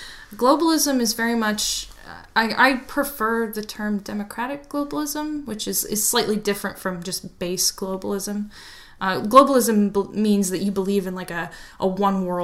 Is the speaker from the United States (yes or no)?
yes; Arizona, United States; I kind of grew up here